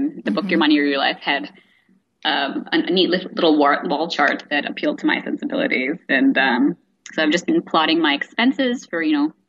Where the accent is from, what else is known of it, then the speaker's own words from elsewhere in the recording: India; I'm from India